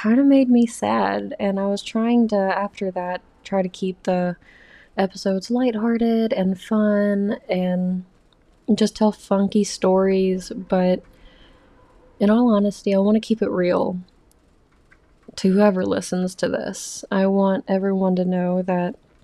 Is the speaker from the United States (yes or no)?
yes; the South, United States; moved away as an adult; I'm from the South